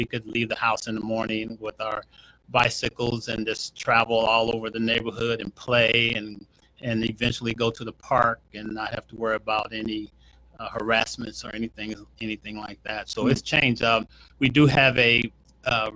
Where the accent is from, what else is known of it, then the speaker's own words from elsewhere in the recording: Indianapolis, Indiana, United States; I grew up in the Riverside area. Went to grade school number 44.